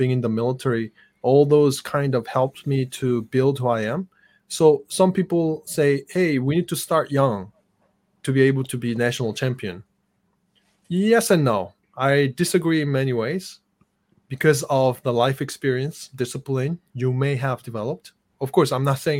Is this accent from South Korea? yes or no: yes; South Korea; English is a second language; moved away as an adult; now in United States; when I was growing up in Korea